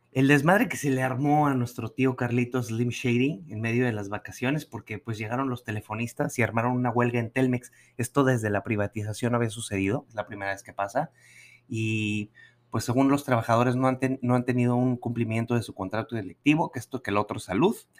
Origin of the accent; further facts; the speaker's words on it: Nuevo León, Mexico; moved away; como decimos allá en el norte